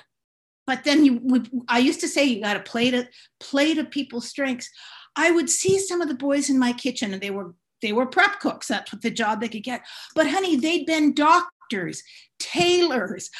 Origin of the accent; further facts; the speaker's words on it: San Francisco, California, United States; also born or lived in Los Angeles; I grew up in San Francisco where it was Italians and Chinese.